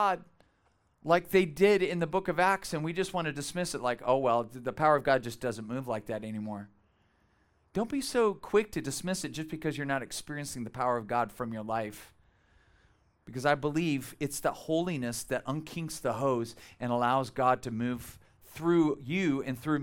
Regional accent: Bakersfield, California, United States; moved away as an adult; we are from Bakersfield. Tara and I were both born and raised there. We lived there many, many years.

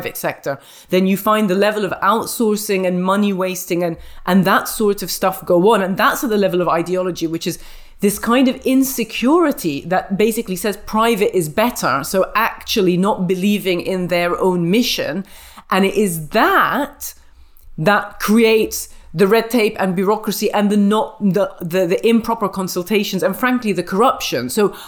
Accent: India; And I'm from India.

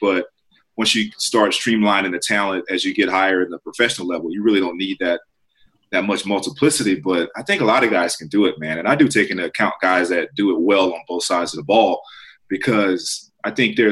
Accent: South Carolina, United States; now in Southern California, United States; growing up in South Carolina, now living in Southern California

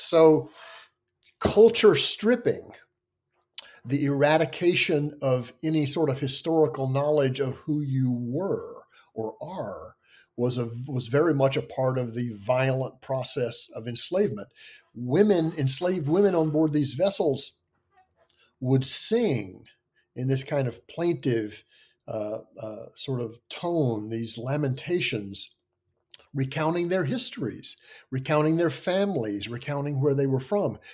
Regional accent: Tennessee and Virginia, the South, United States; moved away as an adult; also born or lived in Kentucky / Pennsylvania; I grew up in the South, I was, uh, born in Kentucky, grew up in Tennessee and Virginia

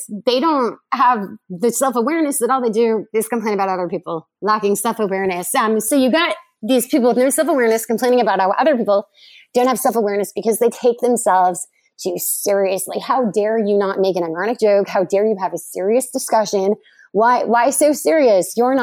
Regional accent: United States; I'm an American

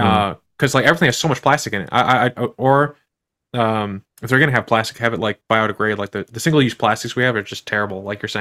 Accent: Midwest, United States; So like I'm from the Midwest, so we like to get a good deal on these things.

